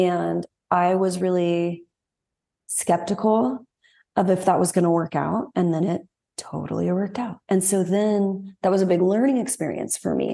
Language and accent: English; Dallas, Texas, United States; moved away; growing up in Texas